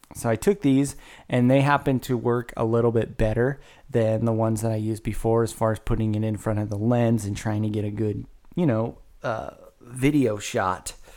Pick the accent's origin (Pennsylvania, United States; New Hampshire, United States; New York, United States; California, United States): California, United States; Woodland; now in Carmichael, United States; born and raised in Woodland, California, broadcasting live from a pre-recorded session via Carmichael, California